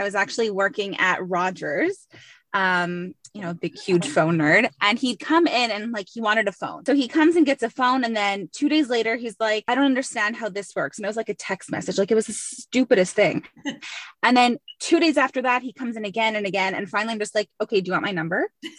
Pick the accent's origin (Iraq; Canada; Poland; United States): Canada; Dollard-des-Ormeaux, Quebec; So I'm a Dollard girl.